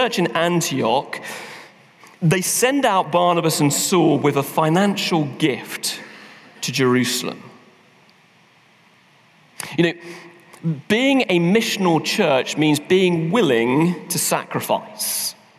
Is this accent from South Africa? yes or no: no; London, United Kingdom; now in Manchester, United Kingdom; I wasn't born there, I was born in London